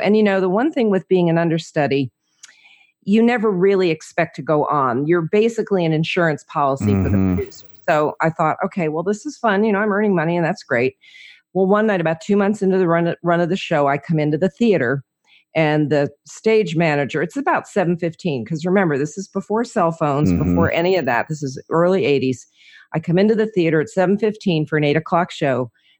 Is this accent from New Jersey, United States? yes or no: yes; New Jersey, United States; also born or lived in Orlando, United States / Georgia; now in Franklin, United States; Well, I'm originally from New Jersey, so I'm a Jersey girl living in Franklin, Tennessee, by way of 20 years in Orlando, a little bit of time in Georgia, kind of been around, you know, lived in a lot of places.